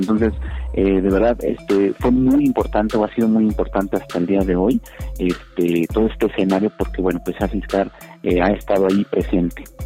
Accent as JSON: {"language": "Spanish", "country": "Mexico", "said": "uno como es mexicano"}